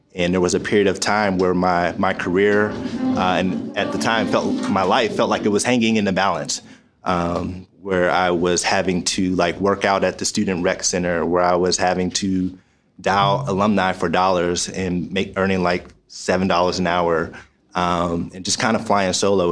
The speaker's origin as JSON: {"language": "English", "town": "Pittsburgh", "region": "Pennsylvania", "country": "United States", "also_born_or_lived": "Michigan", "said": "I'm from Pittsburgh, Pennsylvania"}